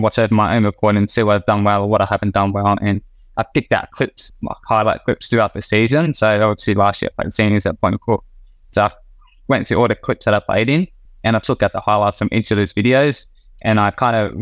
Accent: Melbourne, Victoria, Australia; moved away as an adult; now in Queensland, Australia; Victoria, which is my hometown

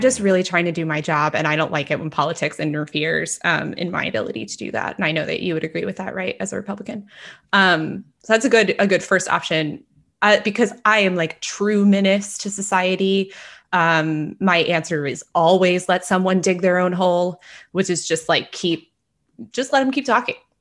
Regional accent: Texas, United States; as a Texan

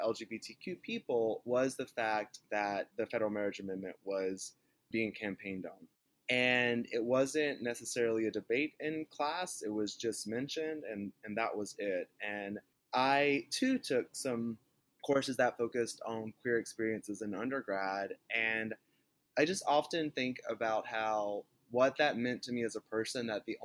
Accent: North Central Florida, United States; I am from Florida, but I'm from North Central Florida, which is both culturally and socially more akin to like Southern Georgia and Alabama

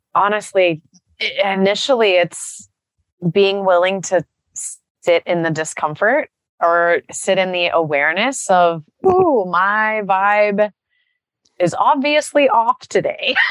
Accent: Texas, United States; I grew up in Texas

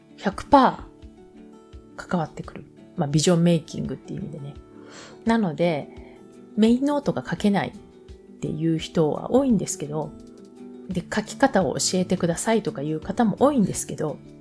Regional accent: Japan; moved away

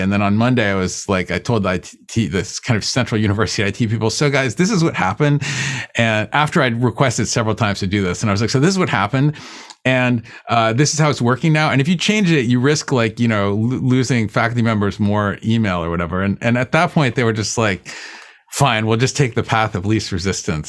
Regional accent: Boston, Massachusetts, United States; I grew up in in Boston. And well, when I was like, you know, I moved there when, when I was about 10 years old

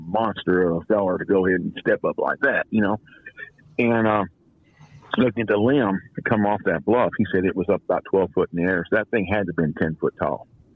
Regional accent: Los Angeles, California, United States; moved away as an adult; now in Louisiana, United States; From Canoga Park, California, San Fernando Valley

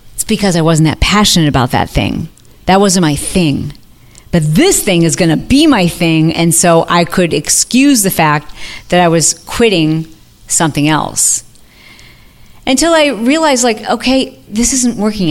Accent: Midwest, United States; moved away; I'm from the Midwest

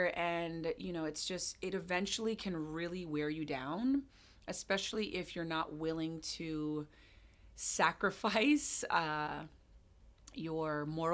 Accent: Hawaii, United States; moved away as an adult; also born or lived in Jamaica / London / California; now in Seattle, United States; So I was born and raised in Hawaii, and I moved to Seattle in December.

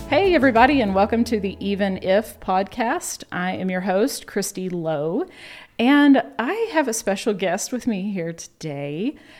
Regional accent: the South, United States; we're from the South

